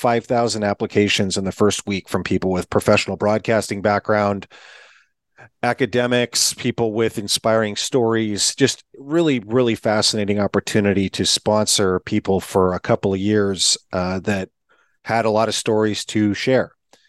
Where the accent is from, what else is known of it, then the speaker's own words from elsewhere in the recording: Eastern Washington, United States; I am from Eastern Washington.